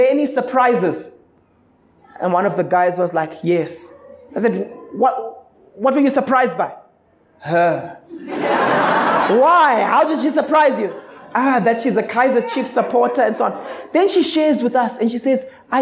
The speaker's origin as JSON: {"language": "English", "country": "Zimbabwe", "moved": "yes", "lives_now": "South Africa", "said": "I'm originally from Zimbabwe."}